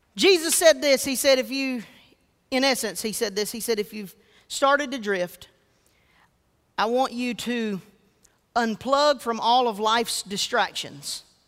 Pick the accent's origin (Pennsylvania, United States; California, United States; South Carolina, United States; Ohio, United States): South Carolina, United States; Georgetown; I was raised in Georgetown, South Carolina.